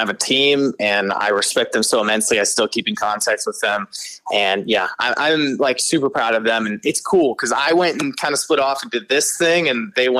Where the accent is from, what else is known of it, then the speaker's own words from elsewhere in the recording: Cleveland, Ohio, United States; moved away as an adult; also born or lived in Florida / Cincinnati, Ohio; now in Nashville, United States; I was born in Florida and I moved to Ohio when I was really young and kind of grew up there, kind of honestly all over. I grew up mainly in Cleveland